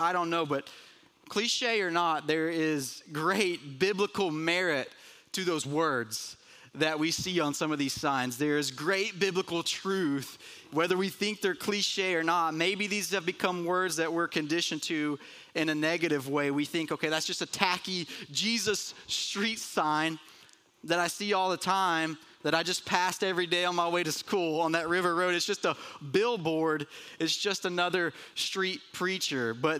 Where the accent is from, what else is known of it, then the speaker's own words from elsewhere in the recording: Murphy, North Carolina, United States; growing up in Murphy, North Carolina, so not far from here